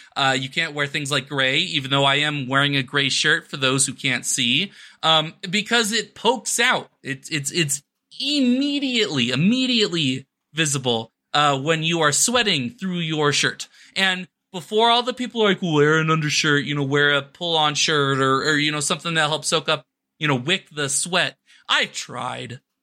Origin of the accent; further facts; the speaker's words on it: Arizona, United States; now in New Mexico, United States; my home state of Arizona